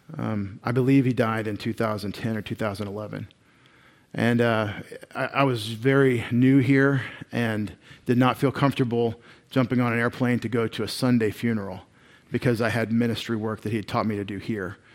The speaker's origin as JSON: {"language": "English", "town": "Longview", "region": "Texas", "country": "United States", "tie": "born or raised there", "said": "I grew up in Long View, Texas."}